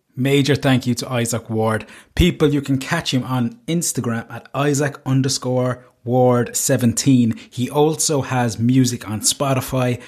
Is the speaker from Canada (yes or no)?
no; Cork, Munster, Ireland; I'm from Cork